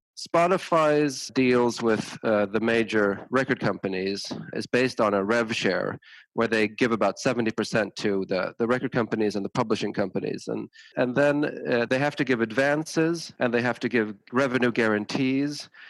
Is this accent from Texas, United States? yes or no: no; Tucson, Arizona, United States; moved away as an adult; now in Sweden; I grew up in the States, partially. I, I went to high school and college in Tucson, Arizona